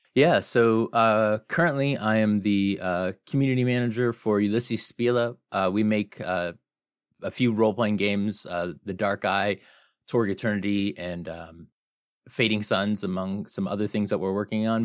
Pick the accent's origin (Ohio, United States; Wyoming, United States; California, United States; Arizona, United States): Arizona, United States; Phoenix; I'm from Phoenix, Arizona